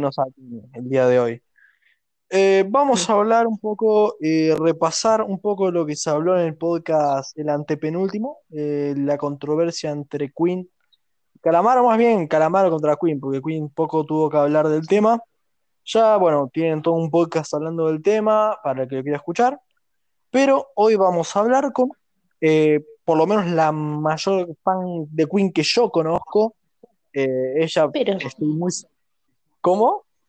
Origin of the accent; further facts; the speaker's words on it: Argentina; nosotros hablamos español, cosa que prácticamente a este punto creo que el argentino es más un idioma que el, español